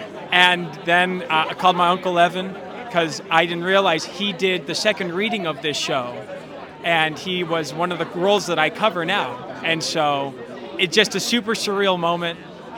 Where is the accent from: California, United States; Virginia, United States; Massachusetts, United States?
California, United States; Fresno; So I grew up in Fresno, California.